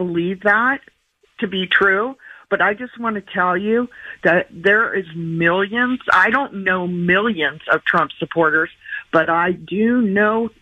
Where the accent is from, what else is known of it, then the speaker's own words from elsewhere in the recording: San Francisco Bay Area, California, United States; now in Los Alamitos, United States; I live in Southern California now, but I am a Californian. I grew up in the Bay Area, San Francisco Bay Area